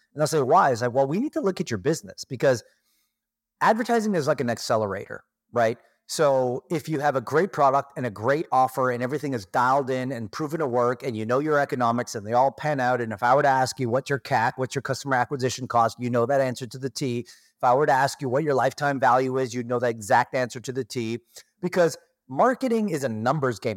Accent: Toronto, Ontario, Canada; moved away as an adult; now in Kelowna, Canada; I was born and raised in Toronto, Canada

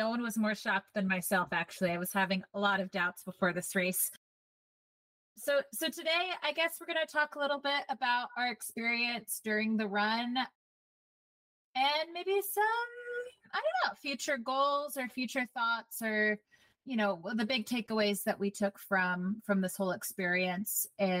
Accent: Seattle, Washington, United States; So I'm from Seattle, Tranos.

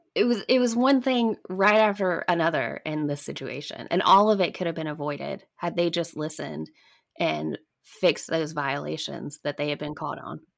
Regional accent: Alabama, United States; growing up in Alabama

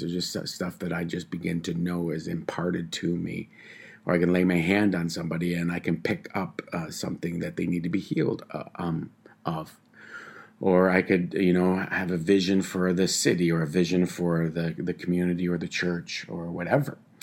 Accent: Tyendinaga Mohawk Territory, Ontario, Canada; I'm from the Tyendinaga Mohawk Territory

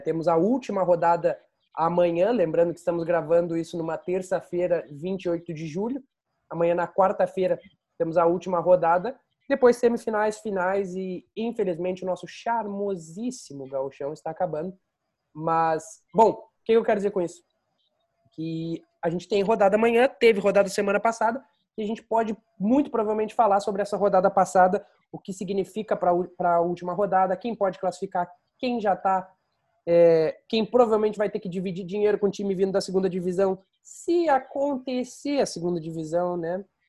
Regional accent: Pelotas, Rio Grande do Sul, Brazil; moved away as an adult; now in Kansas City, United States; sou de Pelotas

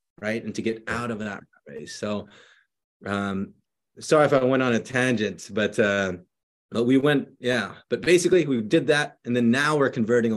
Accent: Philippines; now in San Jose, United States; I grew up in the Philippines when I was younger and then moved over here to San Jose, California

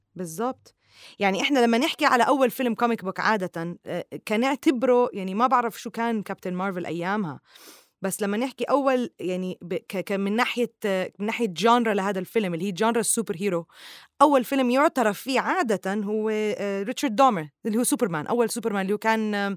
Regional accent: Jordan; now in Dubai, United Arab Emirates; من الأردن

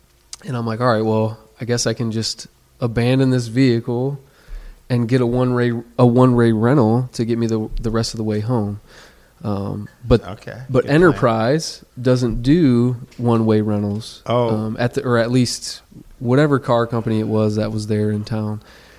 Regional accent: Toledo, Ohio, United States; moved away as an adult; now in Melbourne, United States; I was born and raised in Toledo, Ohio, but now I'm a resident of Melbourne, Florida. I've been a resident there for about a decade.

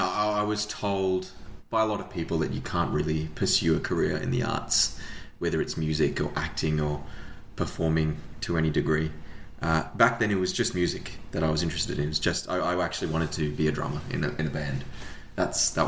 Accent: Australia; also born or lived in New Zealand; my parents moved to New Zealand, which is where my brother and I were born, and then we moved to Australia not long afterwards

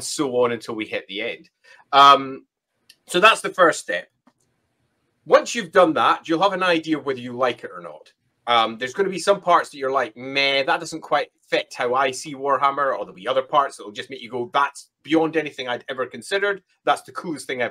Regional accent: Scotland, United Kingdom; I'm Scottish.

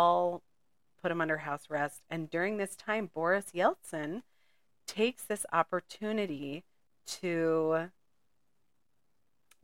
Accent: United States; I'm an American.

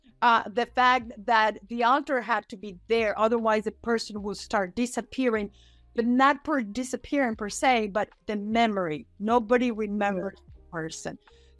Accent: Mexico; born there; I was born in Mexico, so I kind of know a little bit of both cultures.

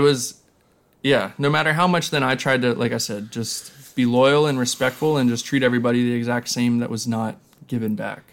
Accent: Lancaster, Pennsylvania, United States; growing up in Lancaster, Pennsylvania

